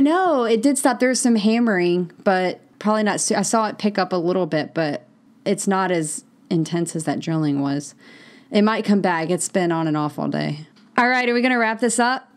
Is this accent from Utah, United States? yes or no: no; Mississippi, United States; I grew up in Mississippi